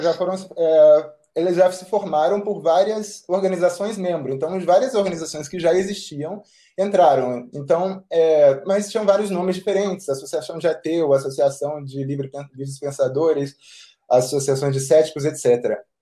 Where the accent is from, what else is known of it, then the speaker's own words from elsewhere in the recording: Rio de Janeiro, Brazil; moved away as an adult; now in Bucharest, Romania; eu sou do Rio, ah, mas agora eu estou morando na Romênia, na, em Bucareste